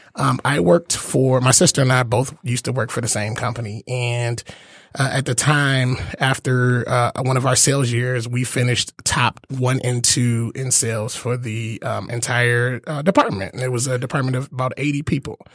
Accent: Detroit, Michigan, United States; I'm born and raised in Detroit, went to Cass.

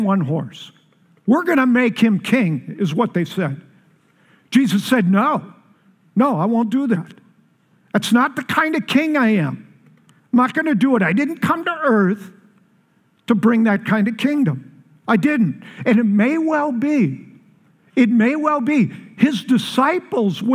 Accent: Chicago, Illinois, United States; now in Colorado, United States; I'm from Chicago

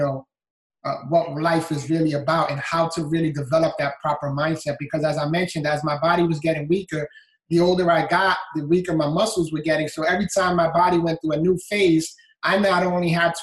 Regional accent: New York City, New York, United States; moved away as an adult; now in Florida, United States; I was born and raised in the Bronx, New York, and had a great childhood

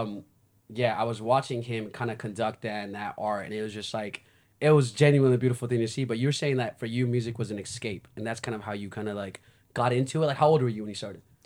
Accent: United States; I'm from the States

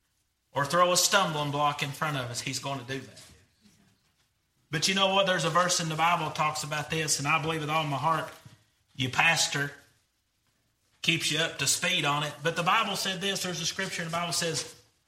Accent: Greenback, Tennessee, United States; I'm from Greenback

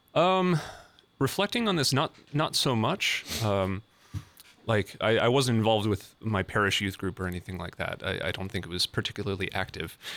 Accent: Fargo, North Dakota, United States; moved away as an adult; now in Columbus, United States; I'm originally from Fargo, North Dakota.

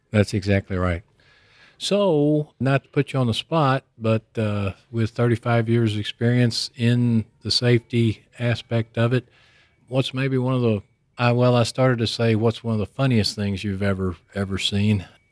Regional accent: Houston, Texas, United States; I live in Houston. was born and raised in Houston

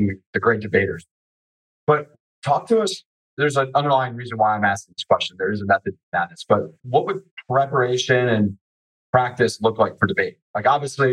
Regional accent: Charlotte, North Carolina, United States; accent: Southern twang; I'm born and raised in Charlotte

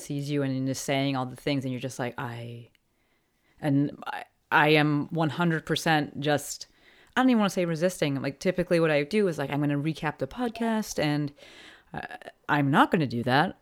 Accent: East Coast, United States; moved away; we're both from the East Coast

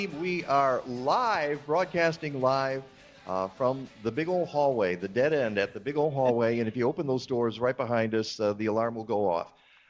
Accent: Michigan, United States; I am from Michigan, by the way

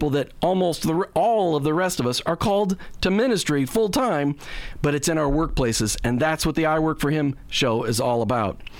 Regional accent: Minnesota, United States; also born or lived in New Jersey / Maryland; now in Florida, United States; I grew up in Minnesota, uh, but I also was born in New Jersey and lived in Maryland.

